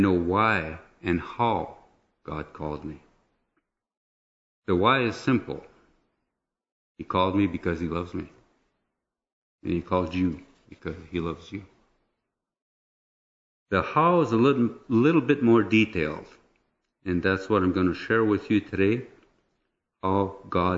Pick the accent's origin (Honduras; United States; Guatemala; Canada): Canada; Sudbury, Ontario; I was born in Sudbury in 1955 to a French Catholic family of 6 children